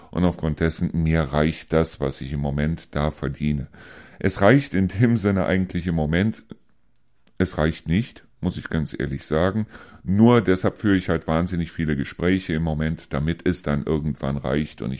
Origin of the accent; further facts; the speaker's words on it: Neuss, North Rhine-Westphalia, Germany; moved away; weil meine Heimat, ganz ehrlich, ist es noch nicht, kann es auch nach drei Jahren überhaupt nicht sein. Meine Heimat irgendwo ist immer noch Neuss.